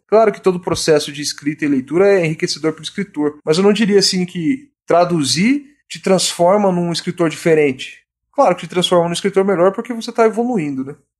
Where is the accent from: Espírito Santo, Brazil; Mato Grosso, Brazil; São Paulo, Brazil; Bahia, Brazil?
Mato Grosso, Brazil; Cuiabá; eu sou de Cuiabá, Mato Grosso